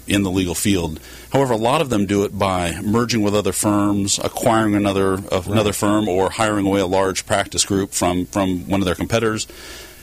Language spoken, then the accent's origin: English; Southern California, United States; also born or lived in Fresno; I grew up in Southern California myself